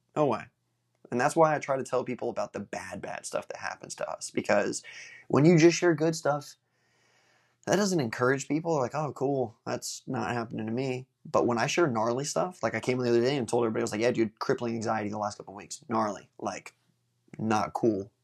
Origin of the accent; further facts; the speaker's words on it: Space Coast, Florida, United States; in my hometown